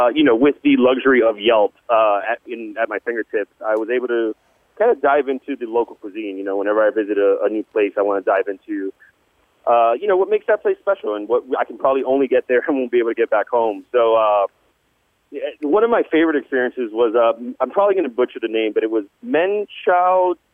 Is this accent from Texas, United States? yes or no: no; South Florida, United States; South Florida, where we're not really known for our customer service or known for the friendliest of folks.